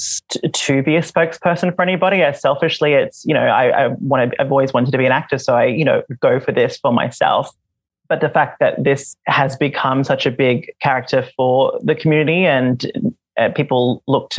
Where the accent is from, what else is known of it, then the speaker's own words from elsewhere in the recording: Australia; first language Visayan; English is a second language; moved away as an adult; also born or lived in Manila, Philippines; now in Vancouver, Canada; I moved to Australia when I was 4